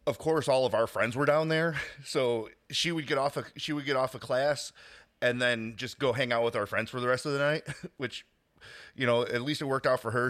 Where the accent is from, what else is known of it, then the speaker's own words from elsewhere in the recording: Chicago, Illinois, United States; I grew up in Chicago